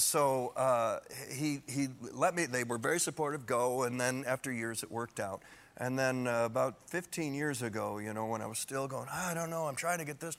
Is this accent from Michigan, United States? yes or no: yes; Michigan, United States; I was 8 or 9 years old in my town in Michigan